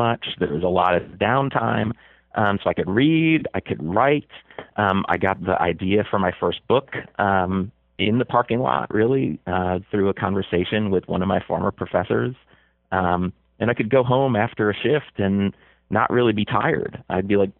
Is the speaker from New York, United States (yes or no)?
yes; Buffalo, New York, United States; I was a little kid growing up in Buffalo